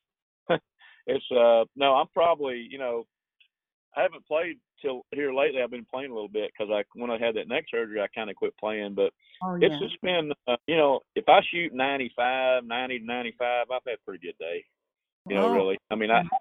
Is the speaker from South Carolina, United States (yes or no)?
no; Shawnee, Oklahoma, United States; also born or lived in Texas; I did a show with … last year in January in my hometown, and I had about 30 of my close Texas friends come up to my house in Shawnee